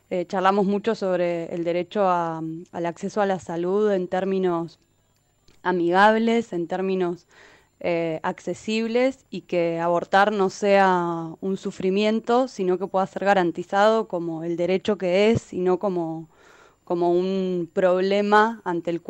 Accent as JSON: {"language": "Spanish", "region": "Neuquén", "country": "Argentina", "lives_now": "Buenos Aires, Argentina", "said": "soy de Neuquén ya hace varios años que vivo en Buenos Aires."}